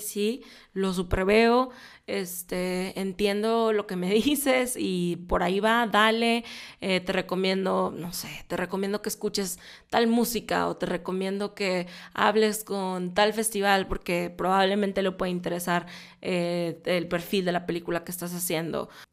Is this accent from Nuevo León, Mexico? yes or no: yes; Monterrey, Nuevo León, Mexico; soy de Monterrey